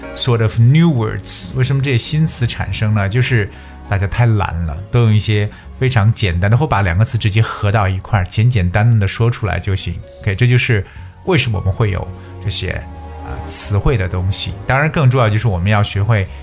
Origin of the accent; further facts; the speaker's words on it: China; 我们中国人在讲话的时候，可能就是要字正腔圆